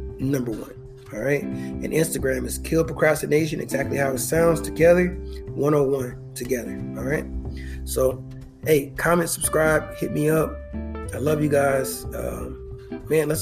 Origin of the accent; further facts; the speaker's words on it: Indiana, United States; moved away as an adult; now in Texas, United States; I'm from Indiana